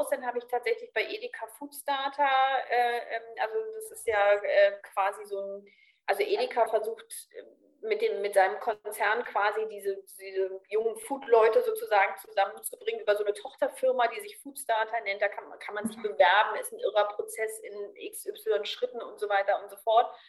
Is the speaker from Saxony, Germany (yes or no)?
no; Berlin, Germany; moved away; Also ich bin so ganz offen und als Berlinerin ja auch so ein bisschen flapsig und lustig so.